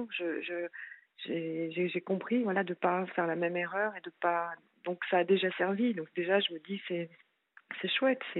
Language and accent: French; France; now in Switzerland; non, non, non, je suis française et j'avais suivi euh, mon, mon ex-mari en fait. Euh, en Suisse